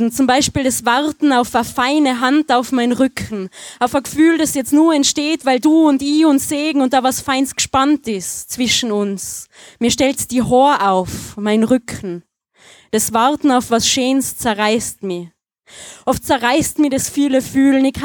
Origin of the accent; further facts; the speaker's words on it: Tyrol, Austria; Ich äh, habe einen Text äh, in Mundart, äh, falls man es nicht hört. Äh, ich komme aus Tirol.